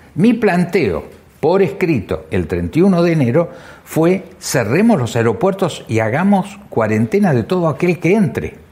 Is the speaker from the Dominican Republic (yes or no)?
no; Argentina